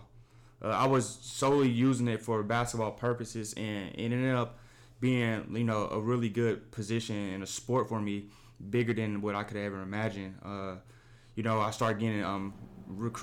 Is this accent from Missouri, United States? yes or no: yes; Kansas City, Missouri, United States; I'm from Kansas City, Missouri